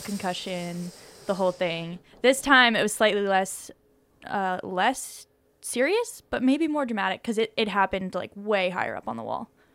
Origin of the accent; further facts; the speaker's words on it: Boulder, Colorado, United States; I grew up in Boulder, Colorado